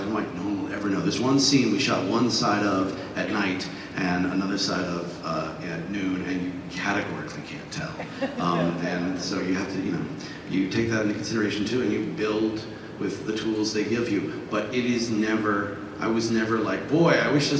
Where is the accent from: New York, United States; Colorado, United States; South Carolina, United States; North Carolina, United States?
New York, United States; New York City; I was raised on the Upper West Side of Manhattan in the 70s